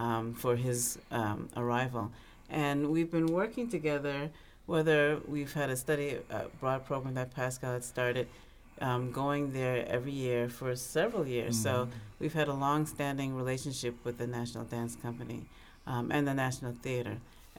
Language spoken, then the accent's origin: English; New York City, New York, United States; born there; also born or lived in Canada; So I was born here in New York City, and lived in Canada, but my father was Ghanaian